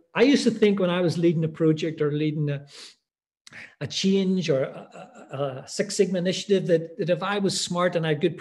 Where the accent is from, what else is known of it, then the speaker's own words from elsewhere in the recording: Ireland; also born or lived in Middle East; now in Edinburgh, United Kingdom; I'm Irish. I'm living in Edinburgh.